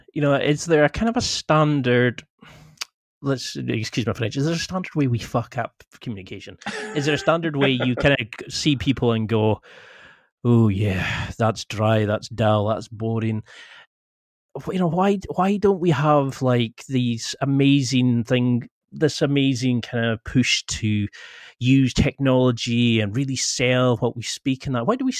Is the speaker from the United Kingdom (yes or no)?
yes; Scotland, United Kingdom; now in Glasgow, United Kingdom; I'm from the Highlands of Scotland originally, but I'm from Glasgow in for the last 10 years, so my accent's kind of got a bit weird.